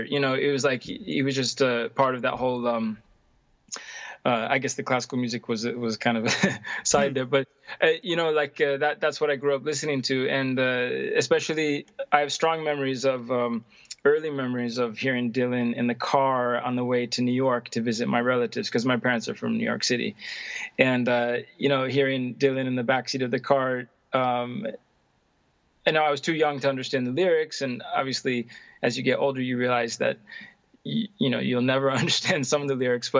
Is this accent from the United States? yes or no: no; Stockholm, Stockholm County, Sweden; English is a second language; I'm hailing from Stockholm, Sweden.